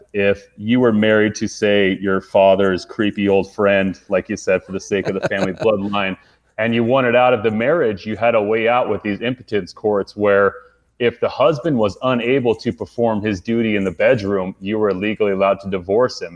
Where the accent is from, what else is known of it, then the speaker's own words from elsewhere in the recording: Utah, United States; I grew up in Utah